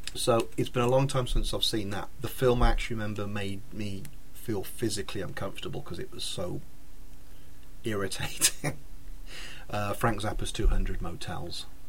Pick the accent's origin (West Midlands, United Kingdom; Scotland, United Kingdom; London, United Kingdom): West Midlands, United Kingdom; Redditch; I grew up in Redditch with him.